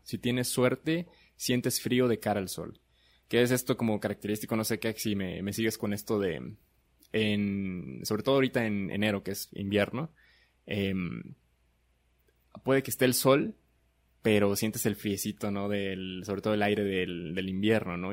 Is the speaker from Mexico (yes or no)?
yes; Chiapas, Mexico; Somos este de Chiapas, radicamos en Comitán